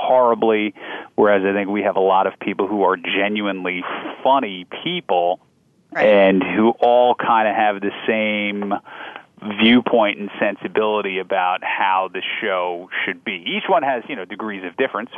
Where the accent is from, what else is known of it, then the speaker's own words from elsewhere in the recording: New Jersey, United States; moved away as an adult; now in Chicago, United States; growing up in New Jersey